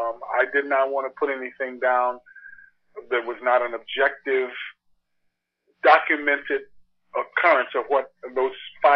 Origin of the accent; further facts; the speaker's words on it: New York City, New York, United States; I'm from Sugar Hill, from Harlem.